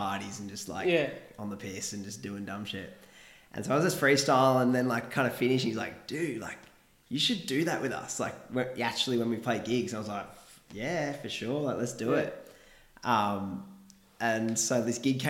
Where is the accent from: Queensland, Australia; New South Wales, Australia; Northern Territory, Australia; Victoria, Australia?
New South Wales, Australia; Kiama; we're from Kiama, both from Kiama.